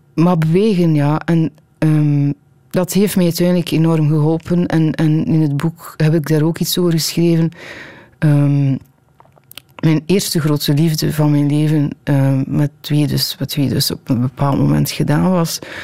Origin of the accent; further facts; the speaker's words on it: Tielt, Flanders, Belgium; Mensen weten dat ik van Tiel ben